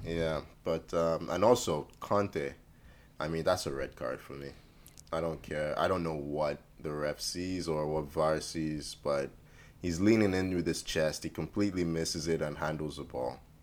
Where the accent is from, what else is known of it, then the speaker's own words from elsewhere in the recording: Canada; I am Canadian